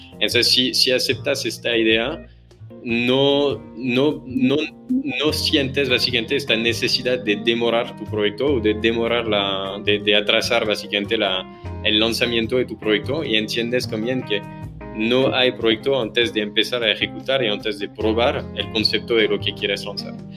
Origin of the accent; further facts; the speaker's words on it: France; accent: French; Spanish is a second language; moved away as an adult; also born or lived in Paris / Amsterdam / Singapore / Hong Kong; now in Mexico; soy francés